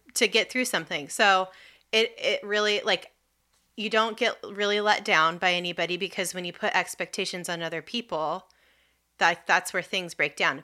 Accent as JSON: {"language": "English", "region": "California", "country": "United States", "moved": "yes", "lives_now": "Washington, D.C., United States", "said": "I am originally from California. I'm like a, like, seventh or eighth generation Californian"}